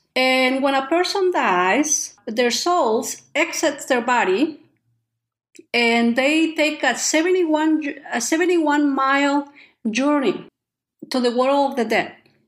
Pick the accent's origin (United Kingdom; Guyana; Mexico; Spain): Mexico; San Juan Quiahije, Oaxaca; first language Chatino; English is a second language; also born or lived in Texas; now in Louisville, United States; we are from San Juan Quiaje Chatino